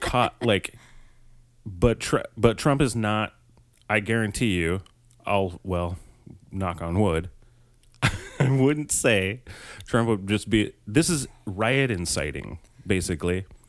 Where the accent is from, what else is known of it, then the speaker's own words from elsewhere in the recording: Colorado, United States; my home state